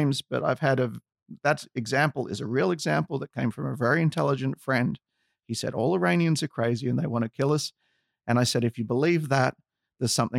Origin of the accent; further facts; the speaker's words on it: Australia; Growing up in Australia, I was a little bit lucky because I was exposed to a lot of cultures